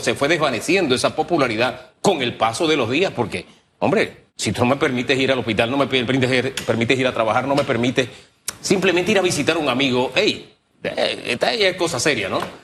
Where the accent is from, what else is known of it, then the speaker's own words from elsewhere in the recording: Panama; yo soy panameño